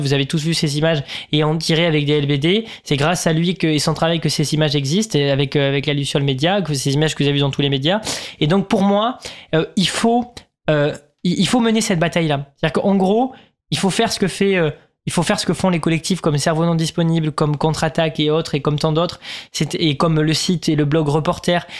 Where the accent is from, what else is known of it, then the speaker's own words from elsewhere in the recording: Sainte-Foy-la-Grande, Nouvelle-Aquitaine, France; now in Paris, France; moi je viens pas de Paris de base, je viens de, Sainte-Foy-la-Grande